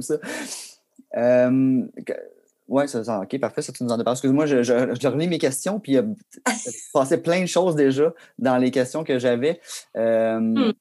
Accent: Granby, Quebec, Canada; Moi et Ben, on vient de Granby aussi

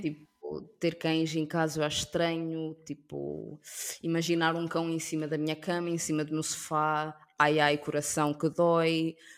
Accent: Portugal; also born or lived in Africa; sou portuguesa, mas ao mesmo tempo sou africana

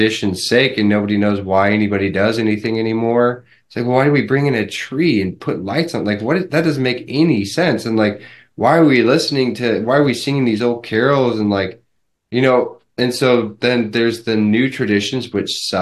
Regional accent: United States; I can only speak as an American

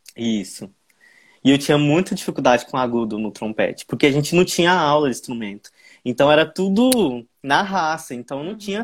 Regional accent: Santa Helena de Goiás, Goiás, Brazil; Eu nasci no interior do estado de Goiás, uma cidade pequena que se chama Santa Helena de Goiás. E aí foi lá que eu comecei é, a tocar

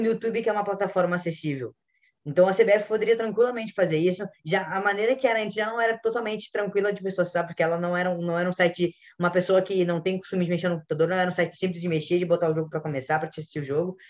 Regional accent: Porto Alegre, Rio Grande do Sul, Brazil; eu sou aqui de Porto Alegre também

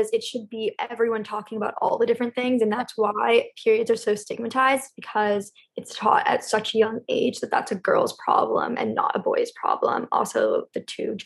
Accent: Los Angeles, California, United States; I grew up in Los Angeles

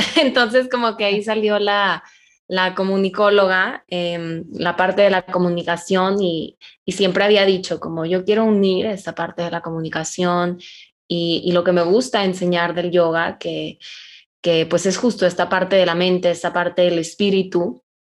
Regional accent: Monterrey, Nuevo León, Mexico; soy de Monterrey

